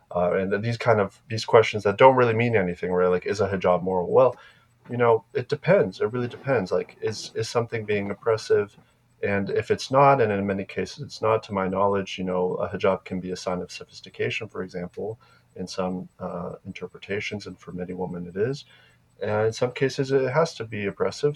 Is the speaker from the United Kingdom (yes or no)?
no; Slovakia; moved away; In Slovakia, my home country in Europe